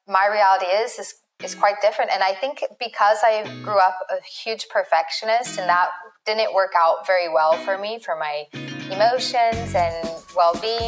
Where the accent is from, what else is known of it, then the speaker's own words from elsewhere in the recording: Northern California, United States; moved away as an adult; also born or lived in San Francisco; I'm from Northern California, grew up in a small mountain town